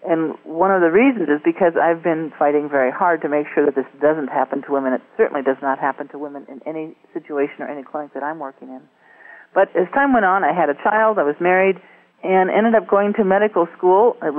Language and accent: English; Wisconsin, United States; shortly after I started a general practice in my hometown in northern Wisconsin